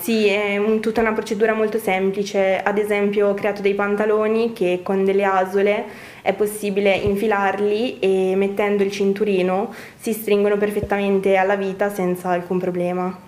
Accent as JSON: {"language": "Italian", "town": "Brescia", "region": "Lombardy", "country": "Italy", "said": "dalla mia origine bresciana"}